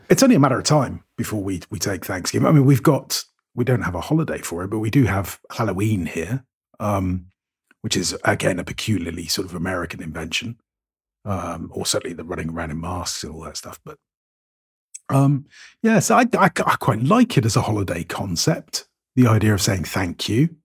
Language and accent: English; United Kingdom; now in Cyprus; I'm firmly British